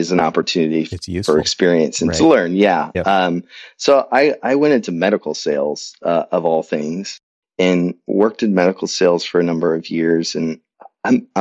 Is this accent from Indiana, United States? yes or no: yes; Indianapolis, Indiana, United States; It was a great place to grow up, and went off to college, got a degree in English and Spanish at Butler University, my hometown